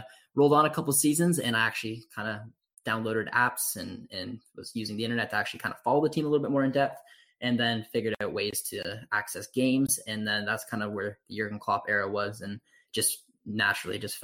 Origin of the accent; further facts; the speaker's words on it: Canada; I grew up in Canada